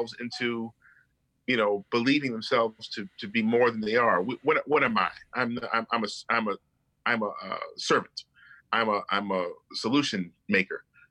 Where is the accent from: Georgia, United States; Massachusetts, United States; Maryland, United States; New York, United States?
Maryland, United States; Baltimore; also born or lived in Howard County, Maryland; I was born in Baltimore, raised in Baltimore